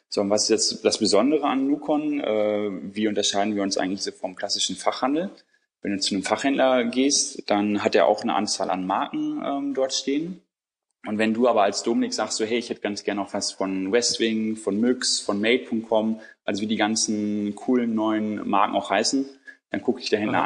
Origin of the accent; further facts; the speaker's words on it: Bielefeld, North Rhine-Westphalia, Germany; now in Hamburg, Germany; ich bin in Bielefeld aufgewachsen